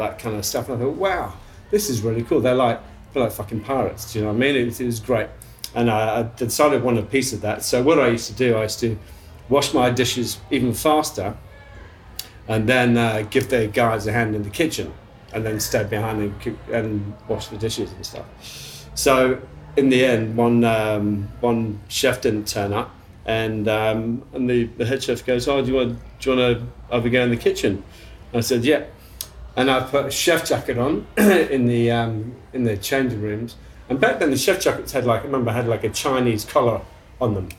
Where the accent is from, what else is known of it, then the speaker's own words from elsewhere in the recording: Leicestershire, East Midlands, United Kingdom; moved away as an adult; also born or lived in London, United Kingdom / Melbourne, Australia; now in Port Douglas, Australia; I was brought up in Leicestershire in England